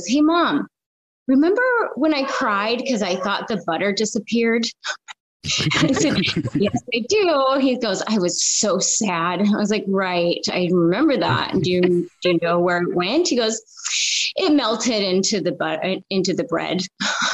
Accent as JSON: {"language": "English", "town": "Federal Way", "region": "Washington", "country": "United States", "tie": "born or raised there", "also_born_or_lived": "Iowa City, Iowa / Chicago / California", "said": "I'm from Federal Way to be exact, which is just south of Seattle, and grew up here"}